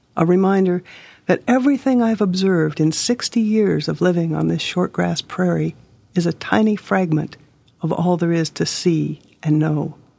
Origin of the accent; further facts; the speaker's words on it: Hermosa, South Dakota, United States; I'm from Hermosa, South Dakota. Home to me is the prairie.